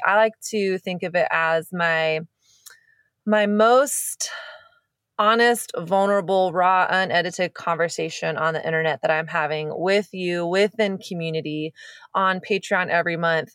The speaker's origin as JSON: {"language": "English", "region": "the South", "country": "United States", "tie": "born or raised there", "moved": "as an adult", "lives_now": "California, United States", "said": "I grew up in the South, and there's, there's not much in me that's Southern."}